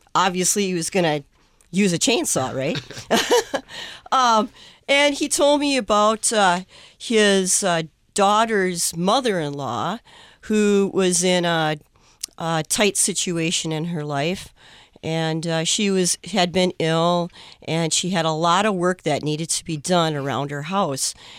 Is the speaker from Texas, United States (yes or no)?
no; Forest Lake, Minnesota, United States; I'm from Forest Lake, Minnesota.